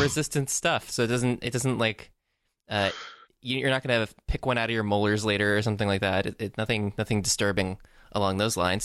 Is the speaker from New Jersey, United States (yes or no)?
no; Tampa, Florida, United States; I'm from Tampa, Florida